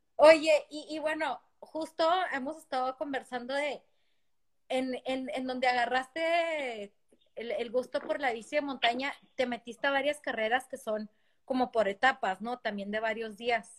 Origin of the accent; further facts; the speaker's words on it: Ciudad Juárez, Chihuahua, Mexico; Quique y yo somos de Ciudad Juárez y estábamos en el mismo equipo de natación desde muy chicos